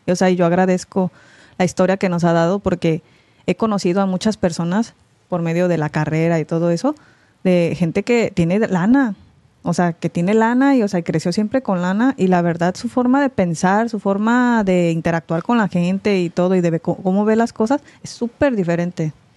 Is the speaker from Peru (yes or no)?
no; Mexico; also born or lived in United States; soy coreana por mis papás, pero pues me crié en México